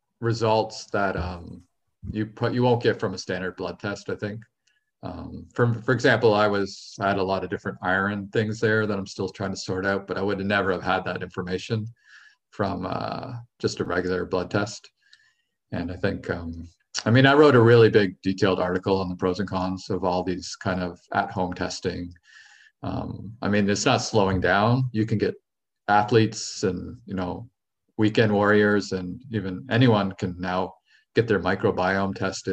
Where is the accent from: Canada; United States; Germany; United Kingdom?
Canada; I am Canadian